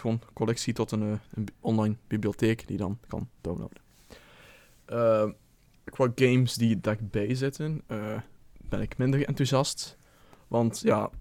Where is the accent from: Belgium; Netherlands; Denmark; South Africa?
Belgium; moved away as an adult; als trotse Belg